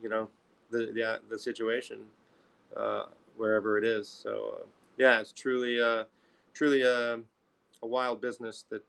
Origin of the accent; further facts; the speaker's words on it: Chicago, Illinois, United States; I'm from Chicago